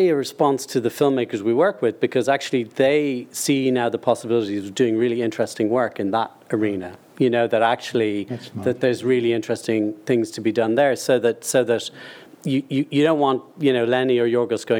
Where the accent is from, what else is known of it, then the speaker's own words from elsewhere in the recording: Ireland; an Irish producer